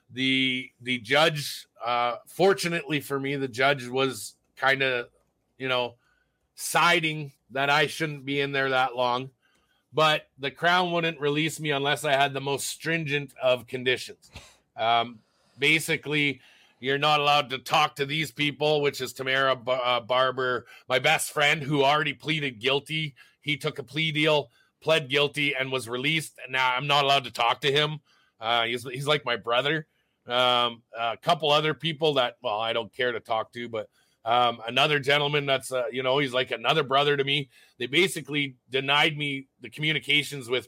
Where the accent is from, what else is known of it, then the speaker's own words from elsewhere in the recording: Alberta, Canada; I'm from Alberta. I can't have Ontario legal aid because I'm from Alberta.